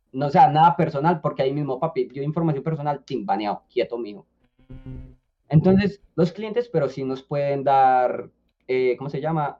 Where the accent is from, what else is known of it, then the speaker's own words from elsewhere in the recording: Colombia; now in Medellín, Colombia; yo era colombiano, que yo estaba acá en Medellín